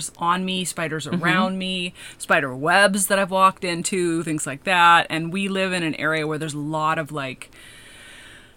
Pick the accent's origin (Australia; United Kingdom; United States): United States; Washington; moved away; also born or lived in California; I come from Washington State originally